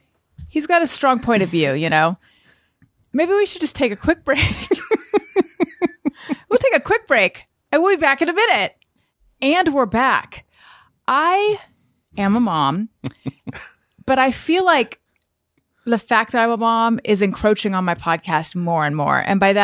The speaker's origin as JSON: {"language": "English", "area": "Orange County", "region": "California", "country": "United States", "tie": "born or raised there", "also_born_or_lived": "Oakland / New York", "said": "I moved back to Costa Mesa. I grew up in Orange County. Mm-hmm. But I did live in New York for years. So don't think I'm just an Orange County person. Okay. And I was born in Oakland."}